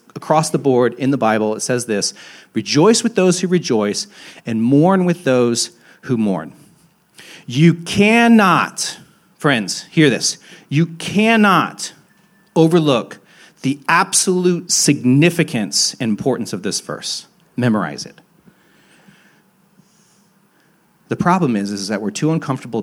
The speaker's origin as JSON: {"language": "English", "town": "Hicksville", "region": "Ohio", "country": "United States", "also_born_or_lived": "Athens, Ohio", "moved": "yes", "lives_now": "Franklinton, Columbus, United States", "said": "I'm from Hicksville, Ohio"}